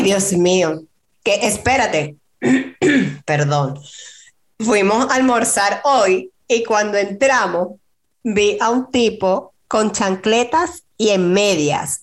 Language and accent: Spanish; Valencia, Carabobo, Venezuela; moved away as an adult; now in United States; nosotros somos de Valencia, de la ciudad de Valencia, Estado Carabobo